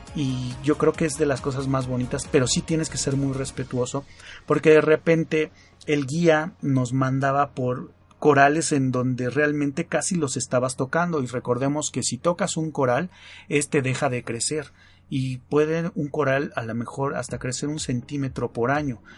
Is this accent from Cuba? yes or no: no; Mexico